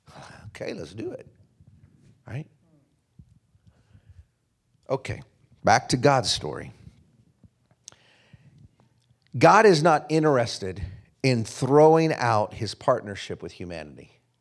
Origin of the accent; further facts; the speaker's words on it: Wichita, Kansas, United States; now in Castle Rock, United States; I'm from Kansas. It feels good to be home. I was born in Wichita, Kansas.